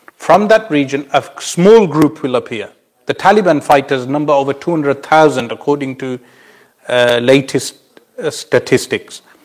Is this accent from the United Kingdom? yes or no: yes; United Kingdom; for us as Muslims, uh, meaning across the globe, uh, and especially as British Muslims